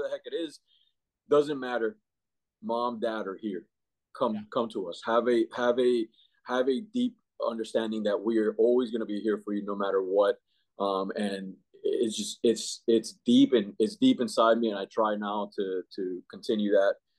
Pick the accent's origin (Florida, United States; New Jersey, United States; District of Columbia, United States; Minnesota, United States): Florida, United States; Miami; also born or lived in Cuba; now in Jacksonville, United States; I grew up and raised in Miami. All the schooling was in Miami